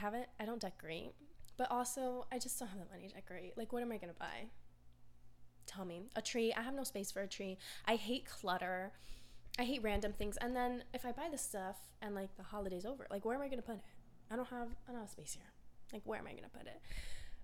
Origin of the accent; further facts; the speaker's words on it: Florida, United States; I grew up in Florida my whole life